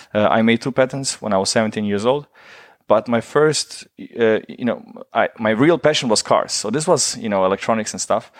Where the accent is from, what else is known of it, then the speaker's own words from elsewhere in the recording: Germany; I grew up in Germany during the war